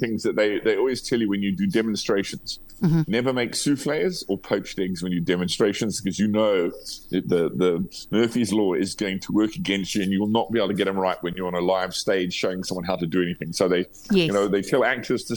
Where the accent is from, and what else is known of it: South Africa